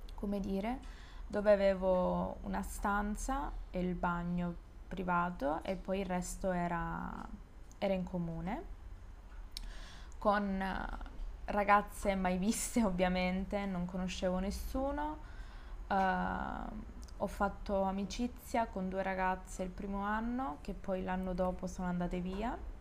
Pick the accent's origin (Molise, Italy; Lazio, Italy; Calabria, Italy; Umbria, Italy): Calabria, Italy; moved away as an adult; now in Genoa, Italy; io sono calabrese